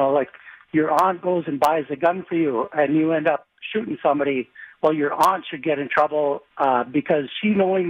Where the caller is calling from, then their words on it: Shorewood, Minnesota, United States; I'm calling from Shorewood.